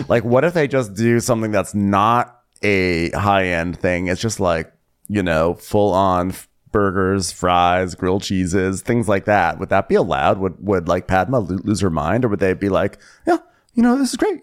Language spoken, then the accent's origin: English; New York, United States; New York, my home state